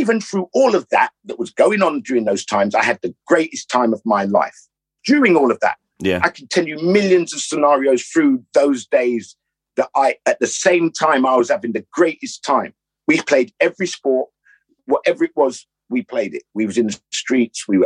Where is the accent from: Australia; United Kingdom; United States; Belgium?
United Kingdom; London; growing up in Notting Hill